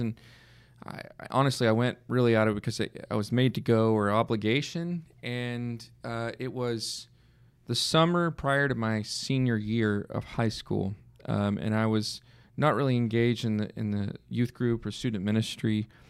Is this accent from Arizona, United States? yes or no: no; Red Oak, Texas, United States; moved away as an adult; also born or lived in Arkansas / Oklahoma; I grew up in the Dallas area in, uh, a town at the time that was small, Red Oak, Texas, just south of the Dallas area.